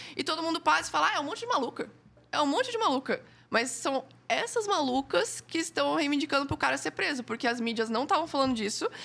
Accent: Joinville, Santa Catarina, Brazil; Eu sou de Joinville

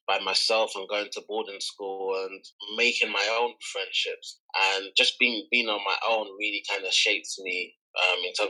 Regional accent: Kent, South East England, United Kingdom; also born or lived in London (Elephant and Castle); I was born in London, Guy's Hustle or London Bridge. So I'm a South London boy. Grew up in Elephant and Castle. And my parents were relocated from Nigeria to the UK. So it kind of started with them. And when I was around 7, 8, we kind of moved out of London to Kent

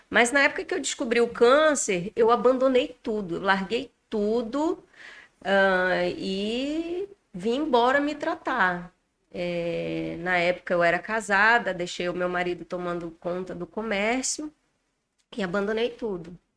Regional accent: Porto Velho, Rondônia, Brazil; now in Manaus, Brazil; Sou natural de Porto Velho, Rondônia. Estou em Manaus há apenas um ano e dois meses.

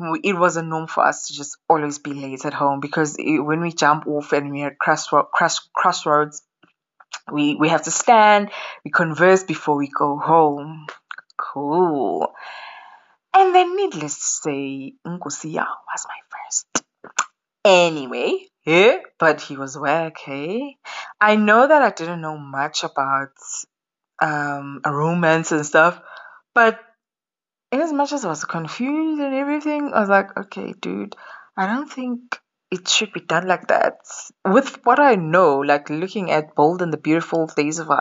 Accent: Ekuvukeni, KwaZulu-Natal, South Africa; also born or lived in KwaMashu; I am from Ekuvukeni. So there is Ekuvukeni, which is next to Polyclinic

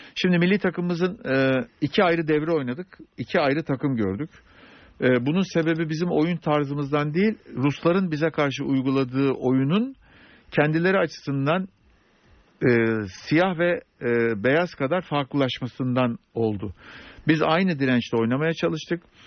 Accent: Sakarya, Turkey; Ben Sakarya doğumluyum

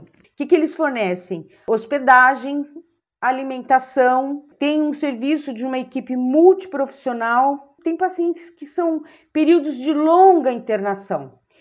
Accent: São Paulo, Brazil; tenho 64 anos e sou de São Paulo.

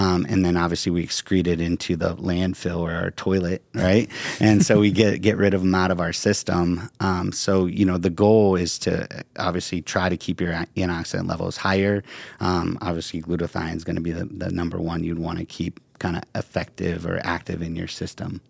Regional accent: Ohio, United States; moved away; I'm from Ohio

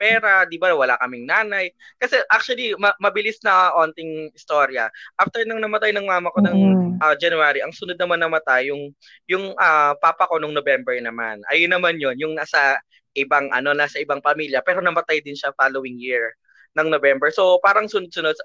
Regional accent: Muntinlupa, Metro Manila, Philippines; So, I'm from Muntinlupa

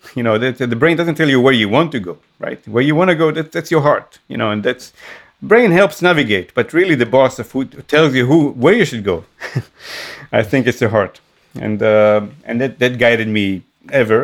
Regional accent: Israel; moved away; growing up in Israel, you always feel, especially when you're I guess when your uh, origins are from an Arabic um, world, like the in my case Yemenite Jewish

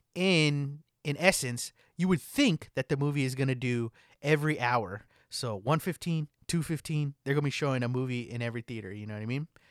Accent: California, United States; growing up in California

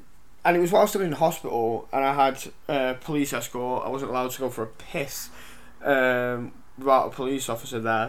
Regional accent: Lytham St Annes, North West England, United Kingdom; I've grew up around here, I grew up in St Anne's

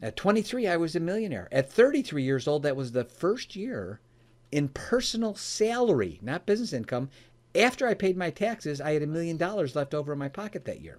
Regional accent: Oak Brook, Illinois, United States; I was born and raised in the Chicagoland area, in an area called Oak Brook area.

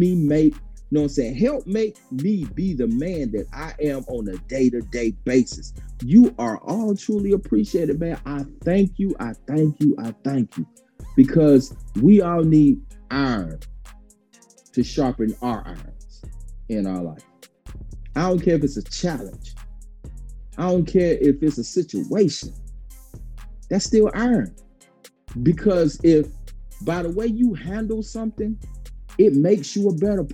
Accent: Dublin, Georgia, United States; my hometown, Dublin, Georgia

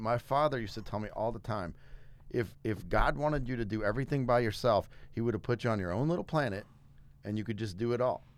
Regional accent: South Louisiana, United States; moved away; I'm from South Louisiana originally

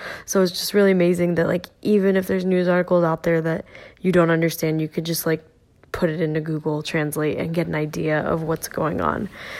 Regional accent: California, United States; I grew up in California, but my dad is Basque, and so I grew up kind of really immersed in Basque culture

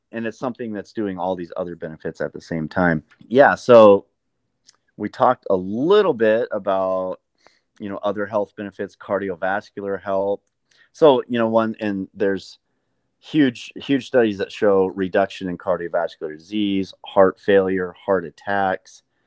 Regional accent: Montana, United States; moved away as an adult; also born or lived in Southern California; I grew up in Montana

